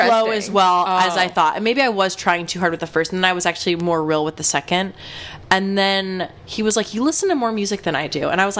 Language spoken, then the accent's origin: English; Asbury Park, New Jersey, United States; I'm from Asbury Park, New Jersey